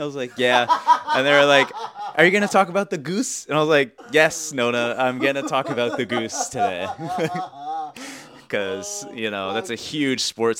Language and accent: English; Pleasanton, California, United States; What do you think of my hometown?